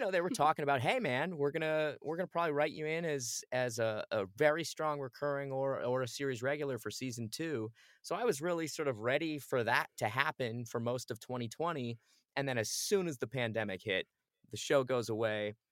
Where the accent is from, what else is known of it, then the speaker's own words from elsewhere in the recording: Phoenix, Arizona, United States; moved away; I grew up in Phoenix, Arizona.